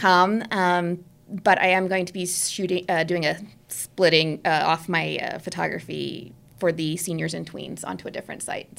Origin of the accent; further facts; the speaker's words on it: New Jersey, United States; moved away; I'm originally from New Jersey